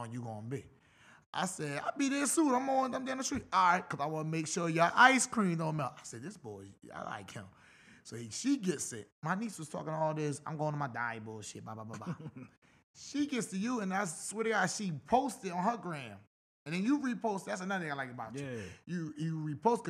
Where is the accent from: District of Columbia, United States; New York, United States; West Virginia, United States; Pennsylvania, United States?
Pennsylvania, United States; Philadelphia; I'm from South. I'm from the P.